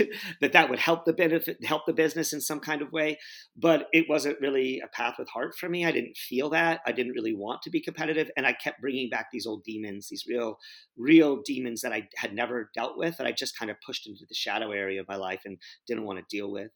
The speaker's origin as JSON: {"language": "English", "town": "San Antonio", "region": "Texas", "country": "United States", "tie": "born or raised there", "said": "I grew up in San Antonio, Texas"}